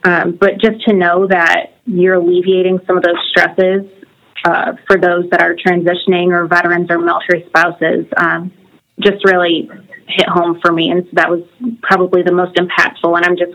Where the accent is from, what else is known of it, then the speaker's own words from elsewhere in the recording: Michigan, United States; now in Florida, United States; I grew up in Michigan